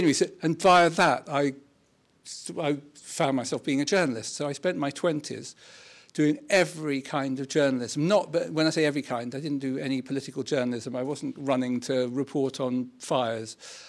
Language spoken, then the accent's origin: English; London, United Kingdom; So I grew up in North London in and actually I never really thought of doing anything apart from writing or something.